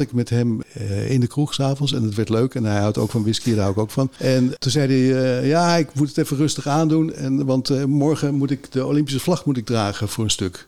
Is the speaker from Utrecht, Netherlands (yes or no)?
yes; Vinkeveen, Utrecht, Netherlands; ik kom zelf uit Vinkenveen